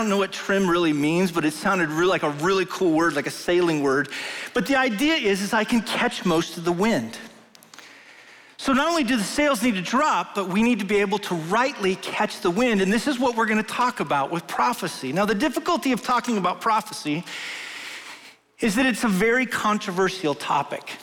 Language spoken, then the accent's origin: English; Wyoming, United States; moved away; I grew up in Wyoming